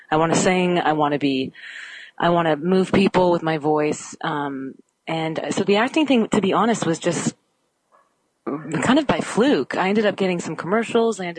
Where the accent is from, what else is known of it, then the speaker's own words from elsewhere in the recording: Canada; I'm Canadian.